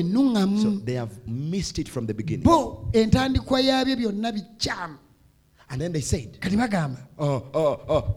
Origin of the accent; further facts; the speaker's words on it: Uganda; I was from Uganda